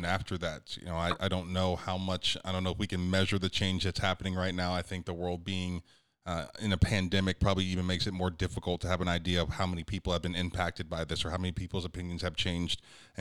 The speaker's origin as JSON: {"language": "English", "town": "Youngstown", "region": "Ohio", "country": "United States", "moved": "yes", "lives_now": "Oklahoma City, United States", "said": "I'm from Youngstown"}